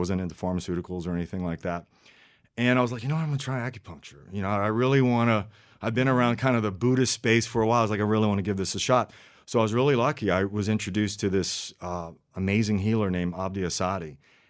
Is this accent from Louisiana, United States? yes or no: yes; Louisiana, United States; first language French; So going back to Louisiana, it's really interesting. We had this, growing up in French area in Louisiana, my parents and grandparents spoke French before English.